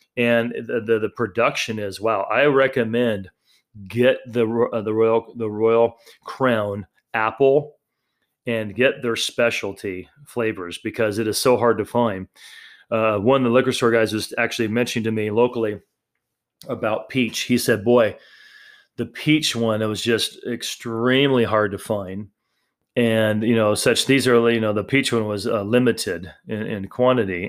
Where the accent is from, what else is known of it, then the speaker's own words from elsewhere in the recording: Idaho, United States; those of you that live in Idaho, you know, my home state